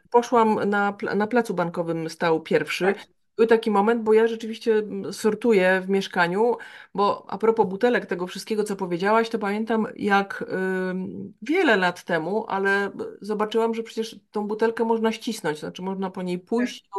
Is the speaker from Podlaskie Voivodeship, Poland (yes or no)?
yes; Białystok, Podlaskie Voivodeship, Poland; ja pochodzę z Białego Stoku.